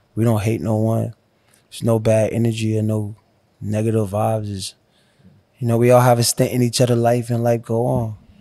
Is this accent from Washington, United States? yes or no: no; Miami, Florida, United States; I was from Miami